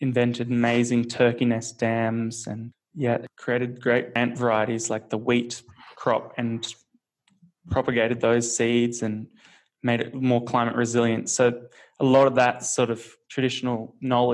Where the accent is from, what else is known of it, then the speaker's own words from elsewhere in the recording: Australia; growing up in Australia